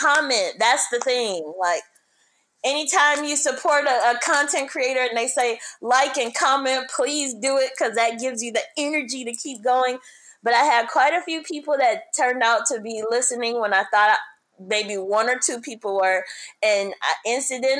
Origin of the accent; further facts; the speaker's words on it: Detroit, Michigan, United States; moved away as an adult; also born or lived in Seattle / Los Angeles / Orange County; I was born and raised in Detroit